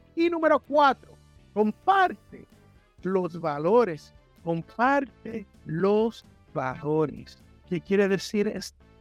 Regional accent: San Juan, Puerto Rico; moved away; en el barrio donde yo me crié, en Santurce, Barrio Obrero

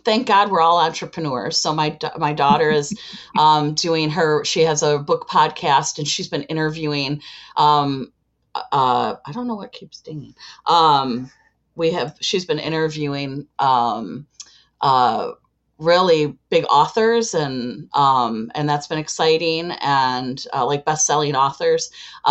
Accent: Chicago, Illinois, United States; and I am from Chicago, Illinois.

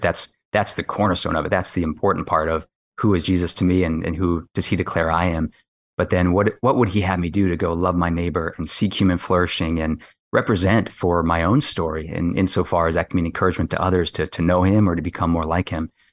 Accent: Kailua, Hawaii, United States; moved away as an adult; also born or lived in West Coast, United States; now in Washington, D.C., United States; I grew up on the windward side of Oahu in Kailua

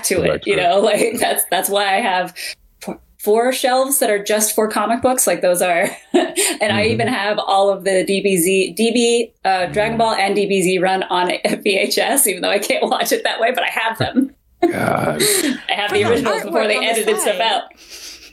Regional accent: Vermont, United States; moved away as an adult; also born or lived in New York; growing up in Vermont before the internet days

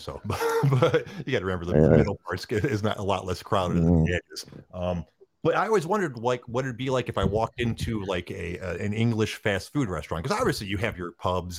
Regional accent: Midwest, United States; accent: heavy Midwestern; from what I've been told, I have a pretty heavy Midwestern accent.

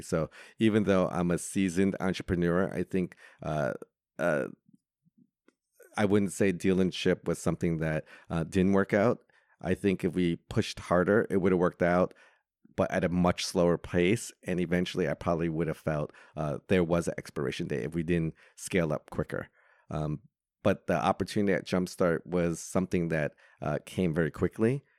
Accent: New York, United States; moved away as an adult; now in Hong Kong; Growing up in New York, I didn't have that opportunity

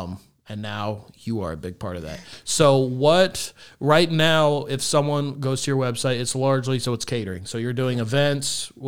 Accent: Kansas, United States; moved away; also born or lived in New York; I'm a Kansas kid.

